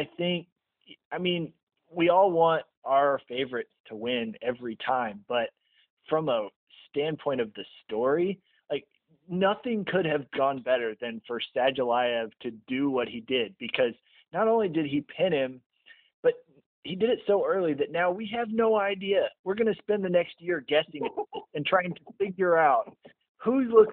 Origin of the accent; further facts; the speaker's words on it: United States; as an American